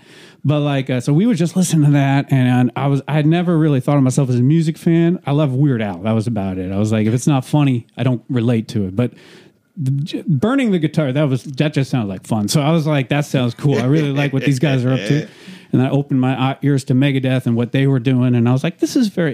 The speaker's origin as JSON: {"language": "English", "region": "New York", "country": "United States", "tie": "born or raised there", "said": "I grew up in New York"}